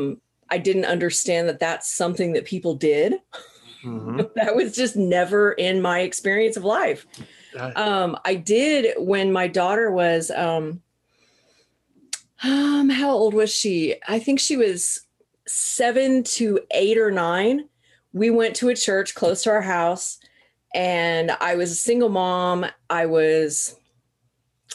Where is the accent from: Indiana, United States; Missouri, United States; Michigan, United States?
Missouri, United States; Southern; I grew up in Southern Missouri.